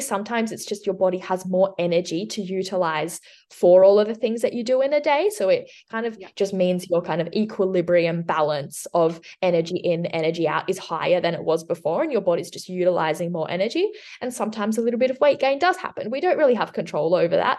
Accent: southwest of Western Australia, Australia; also born or lived in Switzerland; I'm from um, the southwest of Western Australia. I've lived here for about 20 years, but before that, I lived in Switzerland. So, I was born in Switzerland and we moved here when I was six.

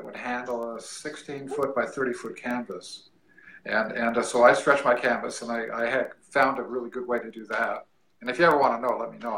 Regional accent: California, United States; moved away as an adult; now in Missouri, United States; I'm a California boy.

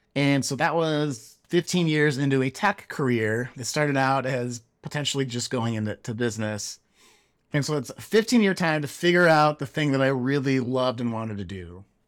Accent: Chicago, Illinois, United States; now in Silicon Valley, United States; growing up in Chicago, Chicagoland

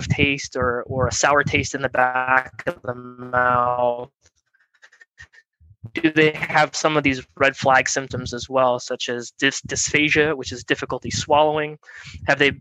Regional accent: Clarks Summit, Pennsylvania, United States; moved away as an adult; also born or lived in Philadelphia, Pennsylvania / New Jersey; now in Southern California, United States; I'm from Clark Summit, Pennsylvania, which is near Scranton

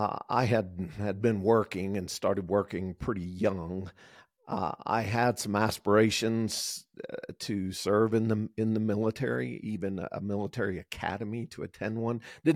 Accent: the South, United States; growing up in the South and in areas that had a lot of opportunity for that as far as the outdoors component.

